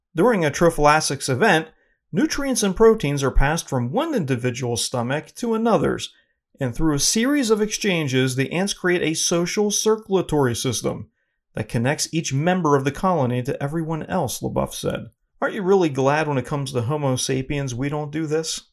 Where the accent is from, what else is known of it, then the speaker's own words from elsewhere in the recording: Northeast, United States; I'm from the Northeast